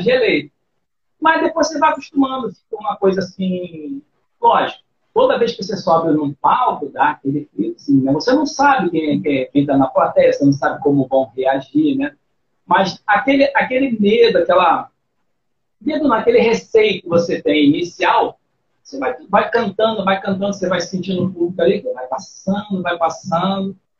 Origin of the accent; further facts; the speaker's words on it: Rio de Janeiro, Brazil; Mas eu nasci aqui no, no Rio de Janeiro.